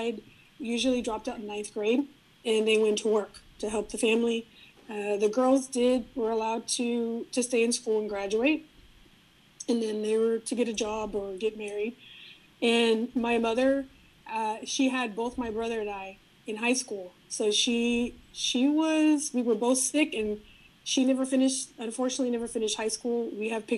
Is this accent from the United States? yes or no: yes; San Antonio, Texas, United States; first language Spanish; English is a second language; I grew up, was born and raised in San Antonio there.